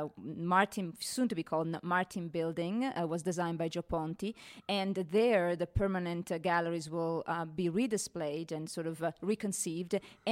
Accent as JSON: {"language": "English", "country": "Italy", "moved": "as an adult", "lives_now": "Denver, United States", "said": "I come from Italy, and 15 years ago, I came to Denver Art Museum"}